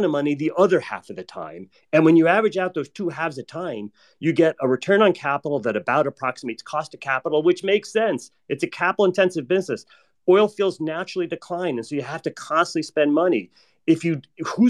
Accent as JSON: {"language": "English", "country": "United States", "said": "I'm American"}